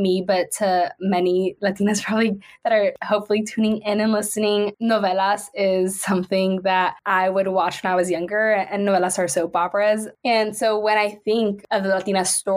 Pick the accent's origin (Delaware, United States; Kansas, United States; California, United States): California, United States; San Jose; I was born and raised in San Jose, still reside here